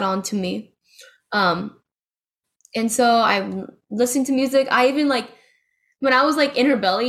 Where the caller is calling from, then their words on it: Lakeland, Florida, United States; I'm in Lakeland, Florida, in college.